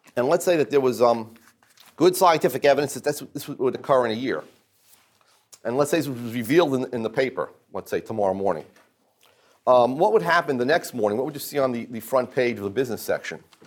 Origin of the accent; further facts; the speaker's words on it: New Jersey, United States; I'm from New Jersey